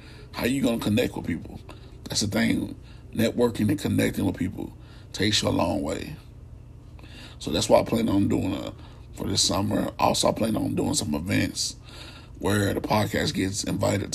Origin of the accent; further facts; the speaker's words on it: Radcliff, Kentucky, United States; my hometown of Radcliffe